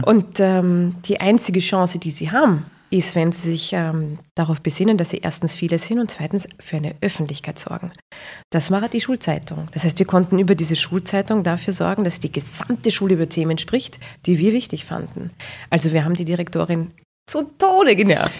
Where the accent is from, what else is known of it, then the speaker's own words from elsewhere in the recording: Vienna, Austria; Ich komme aus Simmering